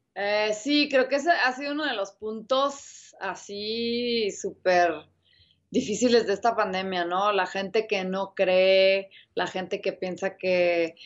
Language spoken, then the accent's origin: Spanish; Mexico